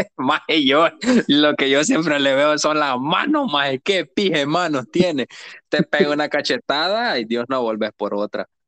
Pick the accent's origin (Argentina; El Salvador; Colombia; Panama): El Salvador; San José Guayabal, Cuscatlán; moved away; si yo soy de allá, maje, de San José Guayabal soy yo